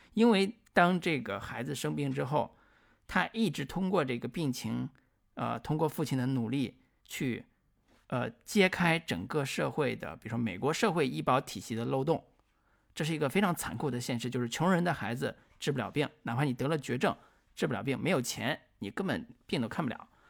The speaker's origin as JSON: {"language": "Chinese", "country": "China", "said": "我们中国人"}